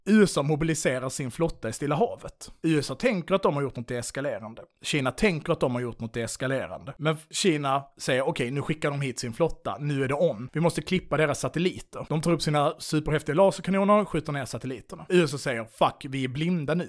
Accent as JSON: {"language": "Swedish", "country": "Sweden", "said": "vi är svenskar"}